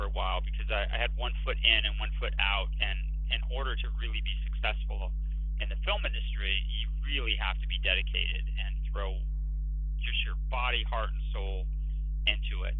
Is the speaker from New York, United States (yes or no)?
no; Los Angeles, California, United States; I grew up in Los Angeles